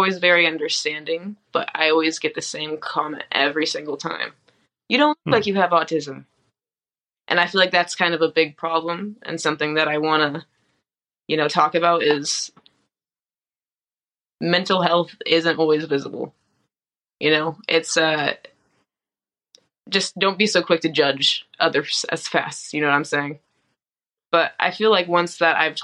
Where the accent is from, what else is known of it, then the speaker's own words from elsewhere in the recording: Escondido, California, United States; moved away as an adult; now in Las Vegas, United States; Originally from a small little town called Escondido, California